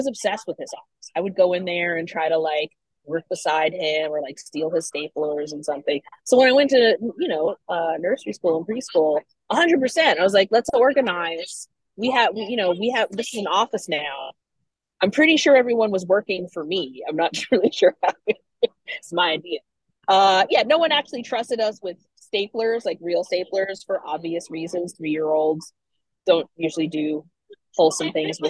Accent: Washington, District of Columbia, United States; I grew up in the DC area

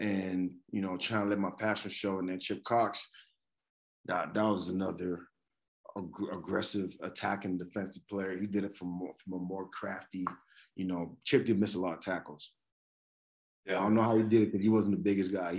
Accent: Lagos, Nigeria; now in Canada; I grew up in Lagos, Nigeria

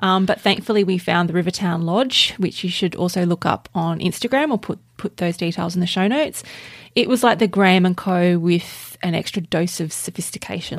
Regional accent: Australia; we're Australian.

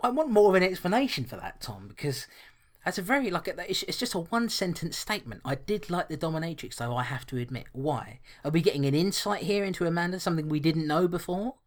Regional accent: London, United Kingdom; I was born and bred in London

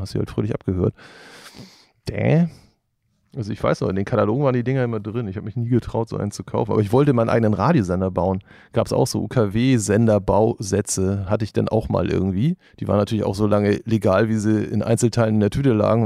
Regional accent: Norderstedt, Schleswig-Holstein, Germany; moved away as an adult; now in Hamburg, Germany; Ich bin in Hamburg geboren und in, in der Vorstadt aufgewachsen, Norderstedt

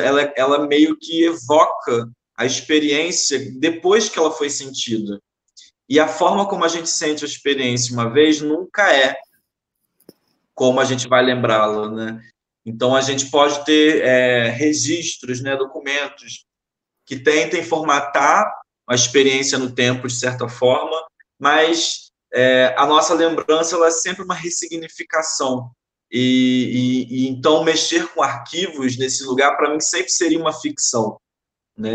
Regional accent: Nova Iguaçu, Rio de Janeiro, Brazil; also born or lived in Maré, Rio de Janeiro; now in Rio de Janeiro, Brazil; eu nasci aqui no Rio, é, atualmente eu resido na Maré, nasci na Maré, mas fui criado muito tempo em Nova Iguaçu

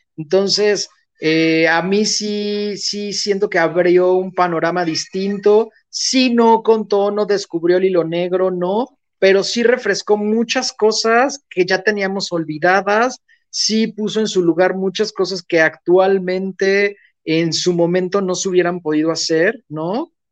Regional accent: Mexico; como buen este, eh, mexicano

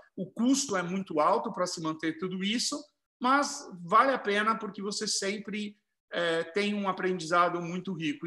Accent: Herculândia, São Paulo, Brazil; moved away as an adult; also born or lived in Tupã; Herculândia, onde eu nasci

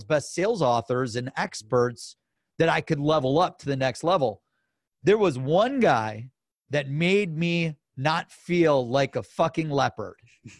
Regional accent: Cleveland, Ohio, United States; Now some sports like LeBron comes to the Cavs and I'm from Cleveland.

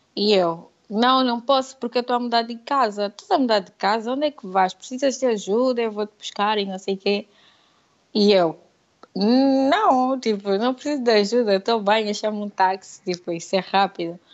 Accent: Lobito, Benguela, Angola; accent: Angolan; moved away as an adult; Eu sou angolana e vivia por Sul, Aquilo era Bengala Lubito

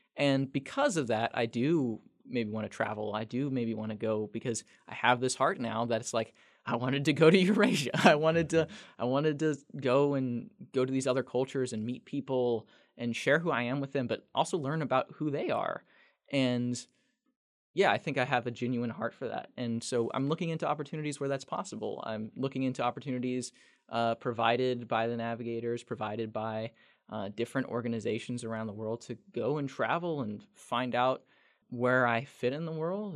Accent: El Dorado Springs, Missouri, United States; working at a local newspaper in my hometown, El Dorado Springs

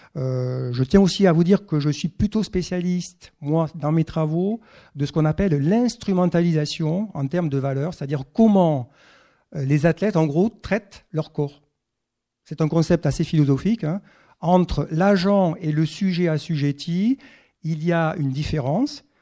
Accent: Castelsarrasin, Occitania, France; moved away; also born or lived in Toulouse; je suis occitan, c'est vrai, je suis né à Castel-Sarrazin. Après, j'ai quitté l'Occitanie

